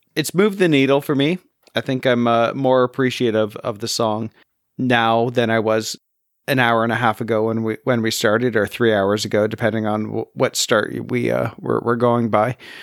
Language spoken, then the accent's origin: English; Canada; being Canadian